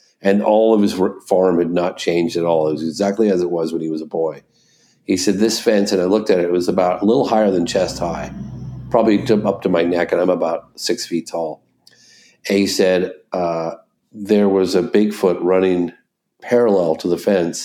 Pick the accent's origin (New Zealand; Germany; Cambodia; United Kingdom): United Kingdom; England; also born or lived in California; now in Vermont, United States; We're both from England originally